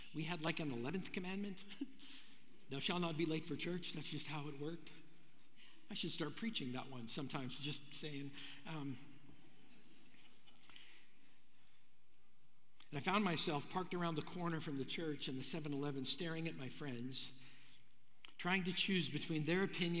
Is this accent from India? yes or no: no; Brandon, Manitoba, Canada; I grew up in Brandon, Manitoba